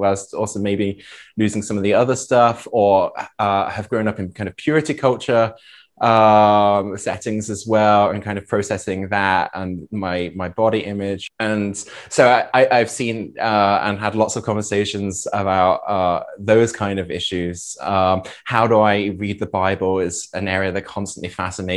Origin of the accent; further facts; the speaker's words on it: Norfolk, East of England, United Kingdom; moved away as an adult; also born or lived in Vienna, Austria; now in Bad Ischl, Austria; from 11 through 16, we lived in the east of England, in Norfolk